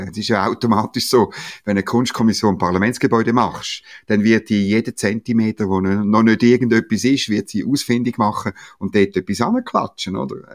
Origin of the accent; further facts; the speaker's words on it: Eastern Switzerland, Switzerland; Nein, ich bin halt ein richtiger Schweizer, gell? ich frage immer gerne.